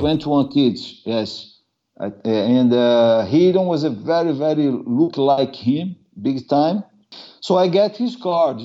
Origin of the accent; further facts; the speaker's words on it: Brazil; English is a second language; moved away as an adult; now in Norway; I'm from Brazil